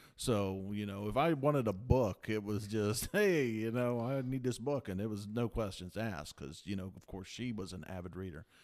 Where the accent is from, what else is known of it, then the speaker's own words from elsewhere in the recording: Toronto, Ohio, United States; born and raised in Toronto, Ohio